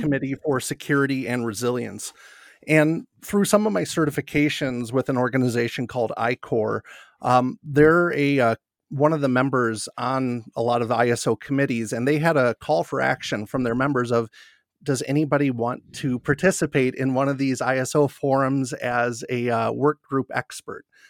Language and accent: English; Northern Illinois, United States; moved away as an adult; also born or lived in Wisconsin; now in Denver, United States; I'm a Midwest guy at heart, born and raised in Northern Illinois